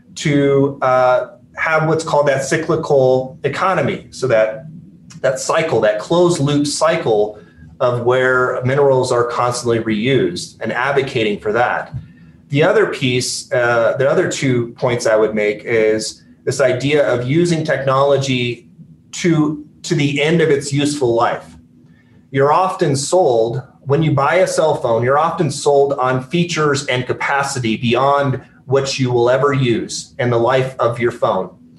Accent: Aurora, Colorado, United States; also born or lived in Grand Junction, Colorado / Belgium / Iraq; I grew up there the first ten years of my life

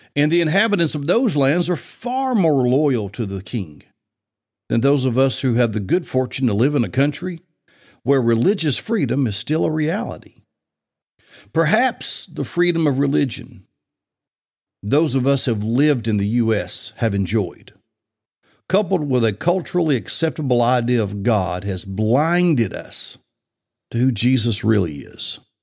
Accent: Bible Belt, the South, United States; I grew up in the Bible Belt

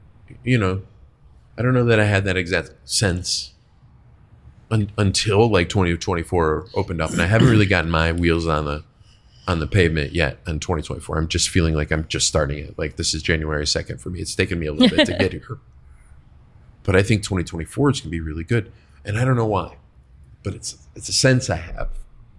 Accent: Buffalo, New York, United States; But I'm from Buffalo, near Buffalo, New York.

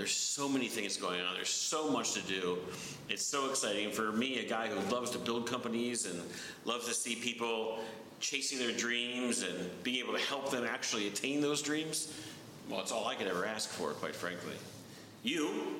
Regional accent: New York, United States; moved away; I'm from New York, and 25 years on Wall Street. I've spent a lot of time in Europe and all around the world traveling.

